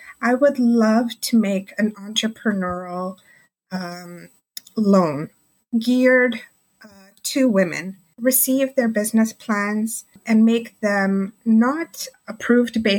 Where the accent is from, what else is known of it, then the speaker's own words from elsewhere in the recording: Markham, Ontario, Canada; I'm from Markham, Ontario, and that's just the outskirts of the GTA